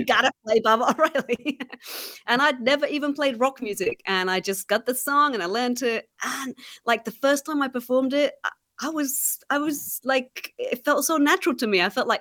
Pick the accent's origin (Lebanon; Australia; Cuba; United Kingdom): United Kingdom; England; moved away; growing up in England